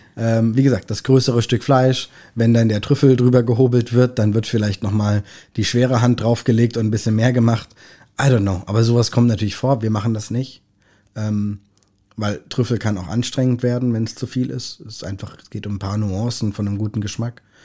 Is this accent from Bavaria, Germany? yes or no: no; Kaiserstuhl, north of Freiburg, Baden-Württemberg, Germany; moved away as an adult; now in Hamburg, Germany; Ich komm, äh, vom Kaiserstuhl an der Grenze zum Elsass, nördlich von Freiburg